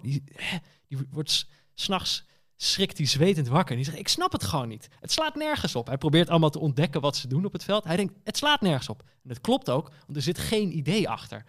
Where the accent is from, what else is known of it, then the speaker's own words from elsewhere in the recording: Netherlands; ik ben Nederlander.